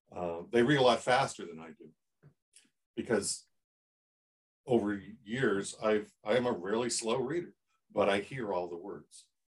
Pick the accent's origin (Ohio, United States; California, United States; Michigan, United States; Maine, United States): Ohio, United States; Columbus; I grew up in Columbus, Ohio, where the shadow of Woody Hayes, you know, dripped over everything